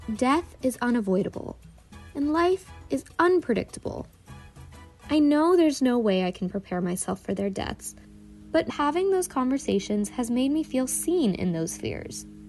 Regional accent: Northern Virginia, United States; I'm from Northern Virginia, but my parents immigrated from India before I was born

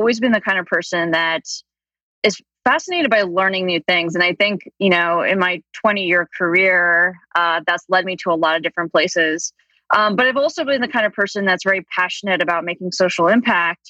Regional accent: New Jersey, United States; also born or lived in Deep South / Miami Beach / Washington, D.C.; now in Colorado, United States; I grew up in New Jersey.

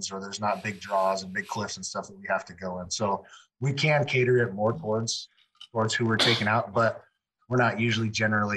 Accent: Arlington, Washington, United States; I'm from Arlington, Washington

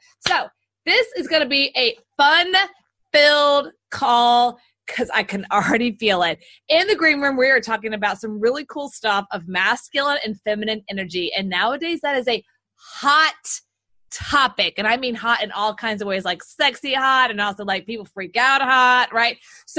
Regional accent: Texas, United States; And I'm from Texas, so I say it like with a Spanish accent.

